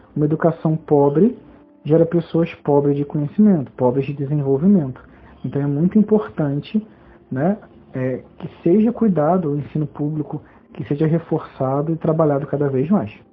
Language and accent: Portuguese; Jaú, São Paulo, Brazil; also born or lived in Germany; sou de uma cidade interior de São Paulo chamada Jaú